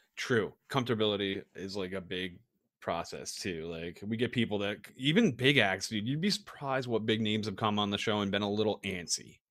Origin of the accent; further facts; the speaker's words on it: East Coast, United States; moved away; I grew up on the East Coast